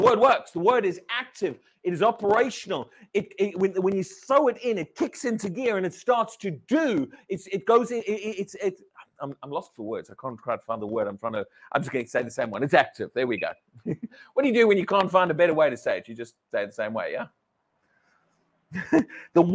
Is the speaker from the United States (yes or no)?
no; United Kingdom; We're British